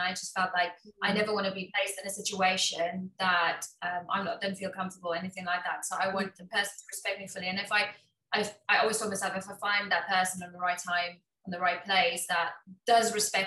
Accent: Trichardt, Mpumalanga, South Africa; moved away as an adult; now in United Kingdom; I was born in South Africa in a town called Trichardt. I don't even know how to pronounce that, but yeah. grew up on a small village

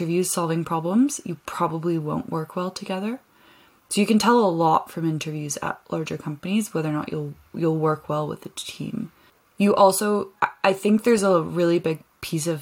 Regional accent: Canada; moved away as an adult; also born or lived in London; I'm from Canada where I spent a lot of time outside

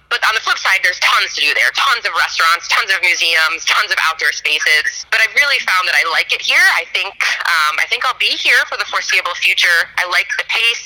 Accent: D.C., District of Columbia, United States; moved away as an adult; now in LaSalle-Peru, Illinois, United States; I grew up in a suburb of Washington, D.C. So I'm born and raised on the East Coast

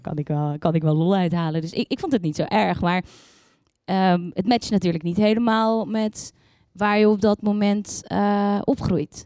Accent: Yerseke, Zeeland, Netherlands; moved away; ik kom uit het wonderschone Zeeland. Om precies te zijn uit eh, een klein dorpje uh, Ierseke.

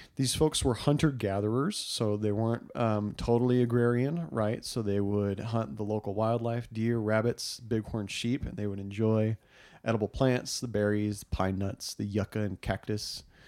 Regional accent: Southwest, United States; I grew up in the Southwest

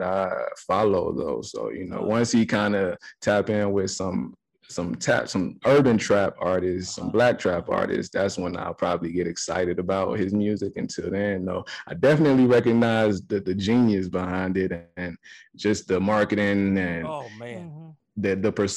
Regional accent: Atlanta, Georgia, United States; moved away as an adult; also born or lived in Nashville, Tennessee / Savannah, Georgia; now in Denver, United States; Growing up in Atlanta

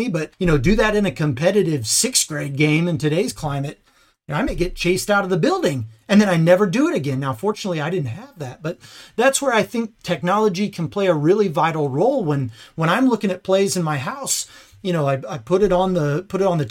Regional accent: Indiana, United States; I'm from Indiana, played basketball my whole life

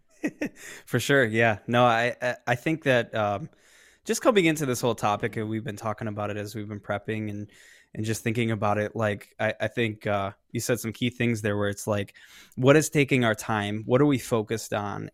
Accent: Tinley Park, Illinois, United States; I am from the Chicago South suburbs, so about thirty miles south of Chicago

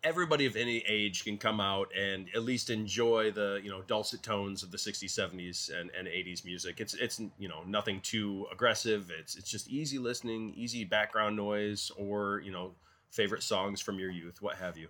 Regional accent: Bronson, Michigan, United States; when I was growing up, we in my hometown of Bronson, Michigan

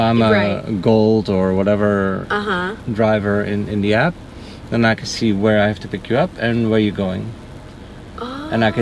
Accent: Netherlands; English is a second language; moved away as an adult; now in Naples, United States; I'm from the Netherlands.

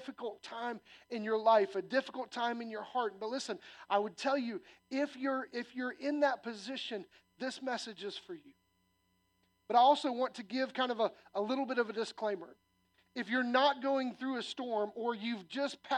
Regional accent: Illinois, United States; moved away; When I was a little kid, I grew up in Illinois, and it was corn and soybean farms

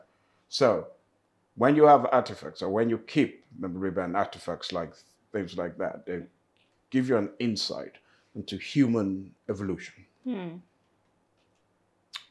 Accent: United Kingdom; also born or lived in Lagos, Nigeria; I was born in Britain, studied all my life in Britain.

